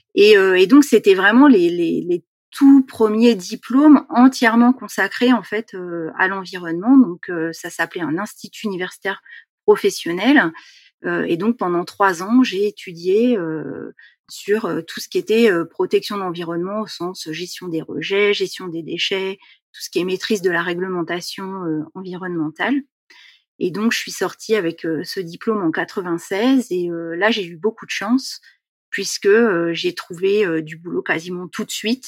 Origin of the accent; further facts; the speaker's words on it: Seine-Saint-Denis, Île-de-France, France; je suis née en Seine-Saint-Denis, j'ai grandi donc dans un milieu très urbanisé